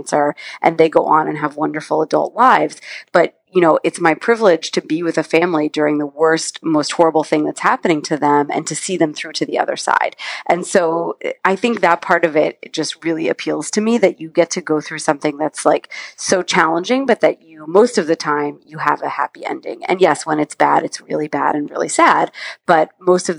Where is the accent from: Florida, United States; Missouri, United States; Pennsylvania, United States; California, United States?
California, United States; I was volunteering at Stanford Children's Hospital, which is where I grew up in California